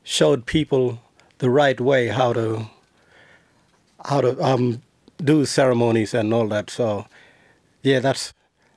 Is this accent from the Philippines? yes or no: no; Kalumburu, Western Australia, Australia; I'm from Kalumburu community, the northeast Kimberley of Western Australia